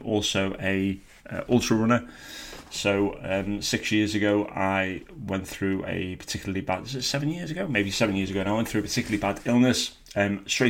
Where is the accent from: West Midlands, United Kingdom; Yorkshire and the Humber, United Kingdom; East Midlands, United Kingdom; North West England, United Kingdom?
North West England, United Kingdom; Birkenhead; I was born in Birkenhead on the Wirral and lived there with my mum and dad and my six sisters for most of my childhood